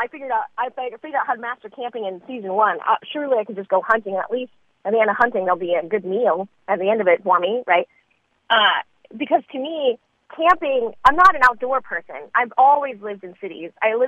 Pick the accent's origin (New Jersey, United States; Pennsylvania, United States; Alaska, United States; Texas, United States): Texas, United States; Dallas; moved away; also born or lived in Atlanta, Georgia; I grew up in Dallas, in this really urban part of Dallas. So I'm a big city girl.